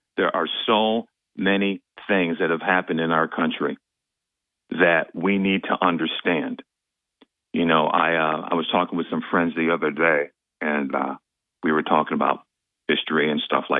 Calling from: Binghamton, New York, United States; Hey, … from Binghamton.

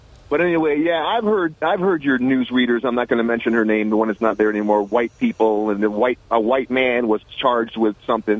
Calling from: Binghamton, New York, United States; also born or lived in Peoria, United States; DJ in Binghamton.

